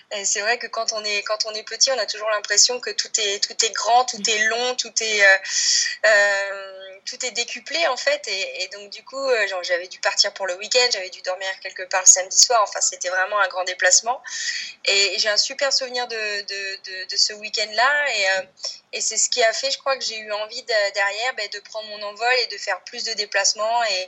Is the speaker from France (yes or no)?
yes; Côtes d'Armor, Brittany, France; Je suis originaire des Côtes d'Armor et j'habite toujours là en centre-Bretagne